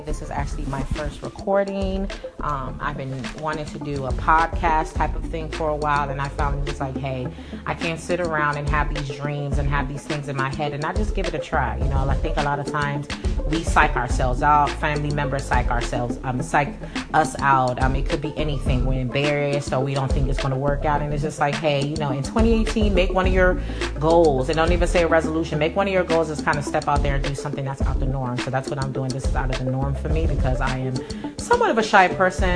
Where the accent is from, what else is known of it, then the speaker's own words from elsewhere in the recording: the DC area, Maryland, United States; moved away as an adult; also born or lived in California; now in Texas, United States; I grew up in Maryland, the DC area